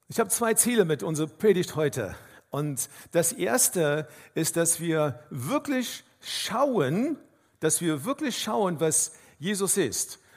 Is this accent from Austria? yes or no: no; South Africa; Ich komme aus Afrika ursprünglich, aus Südafrika und wenn man äh, durch einen Wildpark fährt, dann ist es ganz wichtig, dass man schaut, welche Tiere man sieht.